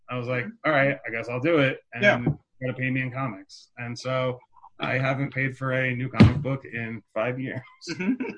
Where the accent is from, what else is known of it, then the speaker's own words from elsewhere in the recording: Park Ridge, New Jersey, United States; I grew up in Park Ridge, which is northern